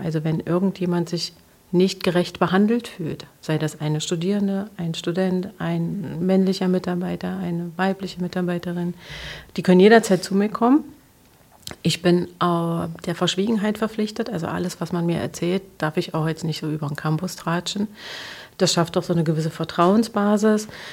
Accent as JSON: {"language": "German", "town": "Magdeburg", "region": "Saxony-Anhalt", "country": "Germany", "tie": "born or raised there", "said": "ich bin am Olvenstädter Platz groß geworden"}